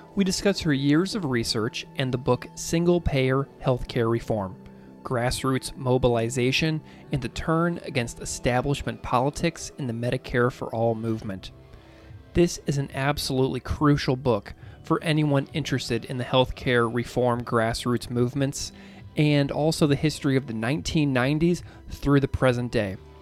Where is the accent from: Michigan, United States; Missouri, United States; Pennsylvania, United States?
Missouri, United States; St. Louis; a person who grew up in St. Louis and who did my undergrad at Mizzou